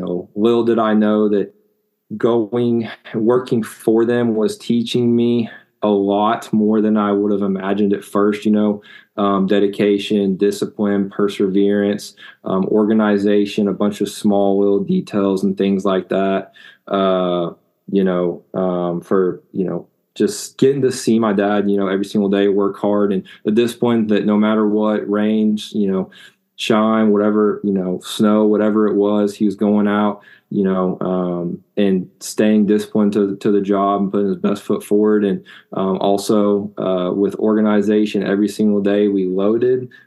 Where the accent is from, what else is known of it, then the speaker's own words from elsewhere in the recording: Enid, Oklahoma, United States; I grew up in Northwest Oklahoma, in a small town called Enid